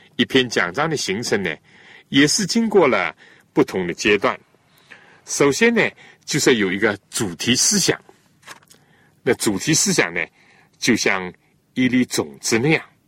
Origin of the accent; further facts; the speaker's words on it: China; 我们中国人